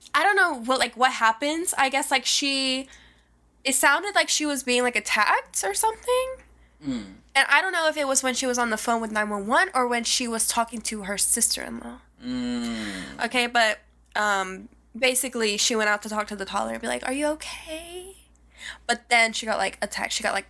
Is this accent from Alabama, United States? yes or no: yes; Alabama, United States; this comes from a little town in my hometown, Alabama